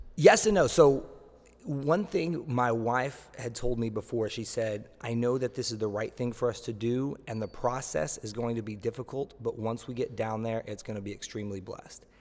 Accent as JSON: {"language": "English", "town": "Tulsa", "region": "Oklahoma", "country": "United States", "moved": "yes", "lives_now": "Miami Beach, United States", "said": "I am from Tulsa, Oklahoma"}